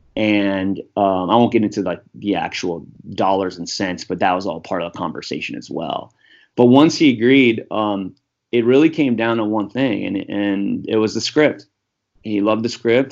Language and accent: English; United States; I'm just American white guy